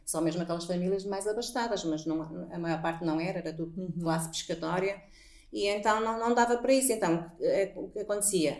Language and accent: Portuguese; Póvoa de Varzim, North, Portugal; accent: northern (pronúncia do norte); dizem que nós temos uma pronúncia do norte